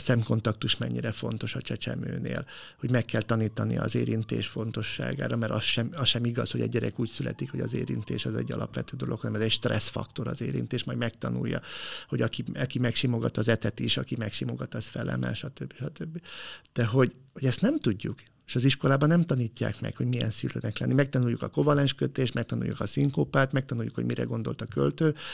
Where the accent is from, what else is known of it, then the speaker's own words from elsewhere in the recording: Bonyhád, Tolna, Hungary; moved away as an adult; Ponyhádon, ahol fölnőttem, én nekem fogalmam se volt, hogy ilyen jellegű szakmát valaki képvisel, pedig tizennyolc éves koromig ott laktam